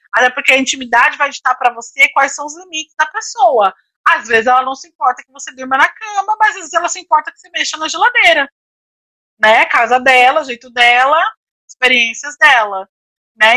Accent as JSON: {"language": "Portuguese", "country": "Brazil", "said": "a gente como brasileiro"}